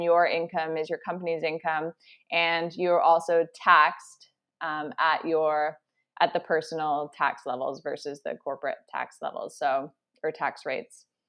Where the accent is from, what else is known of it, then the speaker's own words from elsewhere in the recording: Ontario, Canada; moved away as an adult; also born or lived in Toronto; now in British Columbia, Canada; I'm originally from Ontario. I recently just moved to British Columbia